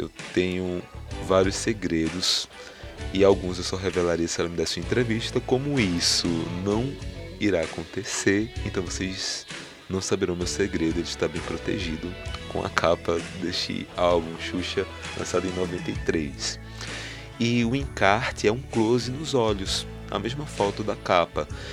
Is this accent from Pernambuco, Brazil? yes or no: yes; Garanhuns, Pernambuco, Brazil; na cidade de Garanhuns, que é onde eu nasci e fui criado